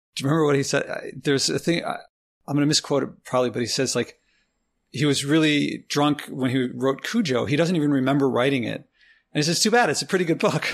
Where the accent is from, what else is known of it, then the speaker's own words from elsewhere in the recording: Philadelphia, Pennsylvania, United States; moved away as an adult; now in New York City, United States; I'm from Philly